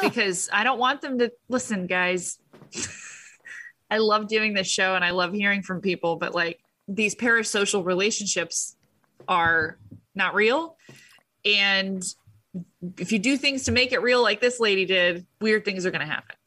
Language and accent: English; United States; I'm an American